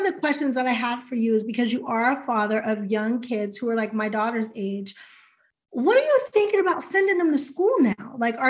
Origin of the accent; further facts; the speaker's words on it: Pittsburgh, Pennsylvania, United States; I'm from Pittsburgh.